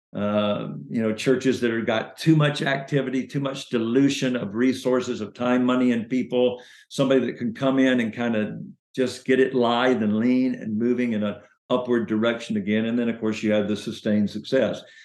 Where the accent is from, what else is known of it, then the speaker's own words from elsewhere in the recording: Chattanooga, Tennessee, United States; So I was born in Chattanooga, Tennessee